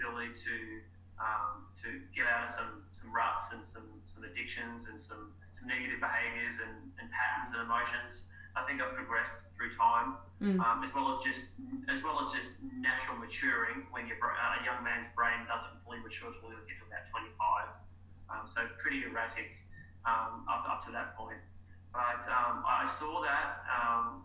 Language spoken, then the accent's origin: English; Cairns, Queensland, Australia; my hometown, because we've had no sports psychology in Cairns ever, up in far north Queensland